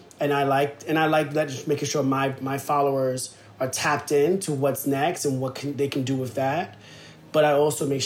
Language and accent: English; New York City, New York, United States; I'm from Soundview in the Bronx